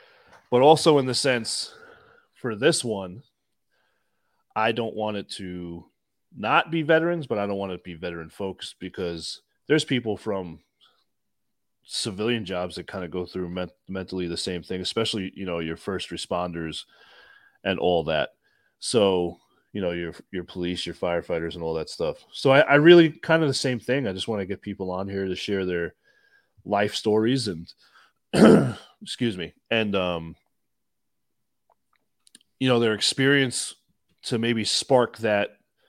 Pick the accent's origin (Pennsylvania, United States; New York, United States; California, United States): New York, United States; Growing up on Long Island, you lived it one way or another.